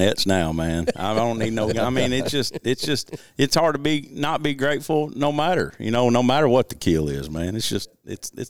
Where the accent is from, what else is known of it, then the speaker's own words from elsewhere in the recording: Big Lake, Arkansas, United States; I grew up hunting in Big Lake.